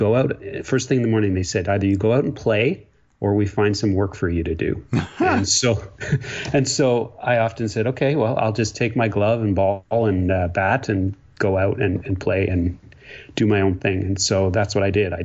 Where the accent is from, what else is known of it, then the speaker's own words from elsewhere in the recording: Ontario, Canada; moved away as an adult; also born or lived in Quebec; now in British Columbia, Canada; I grew up in a small town in Ontario. Yes, I'm a Canadian.